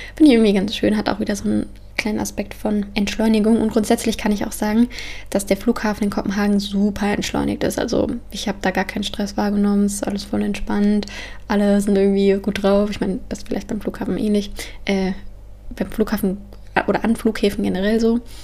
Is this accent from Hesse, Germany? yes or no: yes; near Frankfurt, Hesse, Germany; moved away; also born or lived in Copenhagen; ich komme ja aus der Nähe von Frankfurt